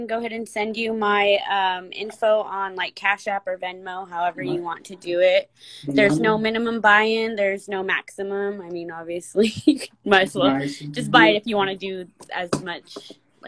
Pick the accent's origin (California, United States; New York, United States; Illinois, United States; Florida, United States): California, United States; Tule River; I'm from Tule River, just like Johnny.